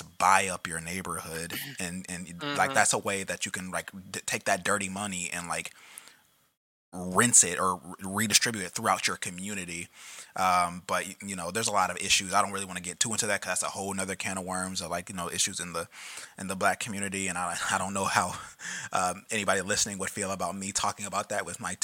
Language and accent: English; Indianapolis, Indiana, United States; I grew up in Indianapolis